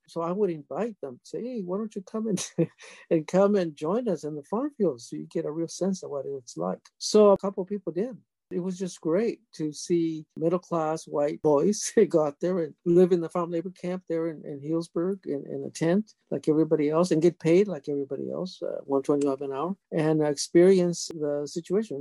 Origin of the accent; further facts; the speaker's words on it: Mexico; now in California, United States; I grew up in poverty in Mexico with a single mom